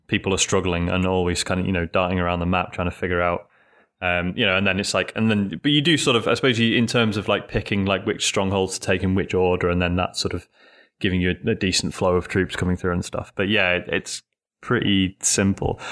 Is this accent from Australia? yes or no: no; United Kingdom; being British